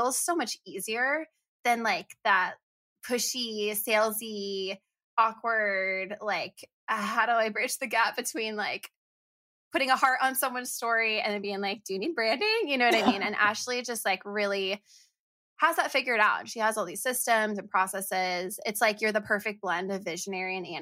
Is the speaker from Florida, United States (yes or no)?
yes; Florida, United States; moved away; we're both from Florida, have Florida in our histories